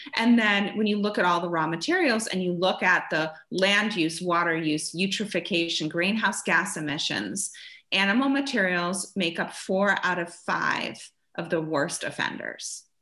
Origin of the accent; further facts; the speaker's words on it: Germany; moved away; I grew up in Germany